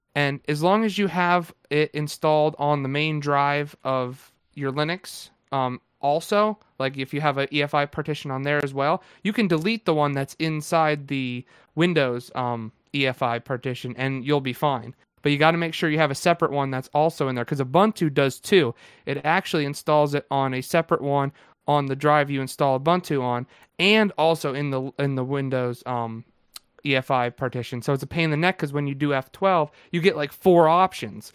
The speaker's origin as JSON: {"language": "English", "region": "New Jersey", "country": "United States", "accent": "Jersey", "said": "the people up here say I have a Jersey accent. I don't think"}